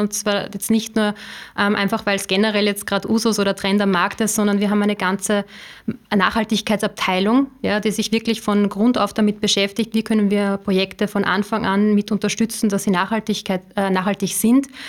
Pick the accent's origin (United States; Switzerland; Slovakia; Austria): Austria; Upper Austria; ich komme aus äh, Oberösterreich.